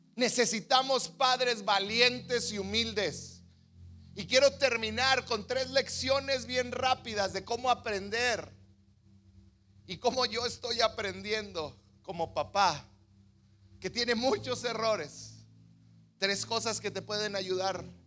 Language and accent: Spanish; Mexico; crecido como mexicanos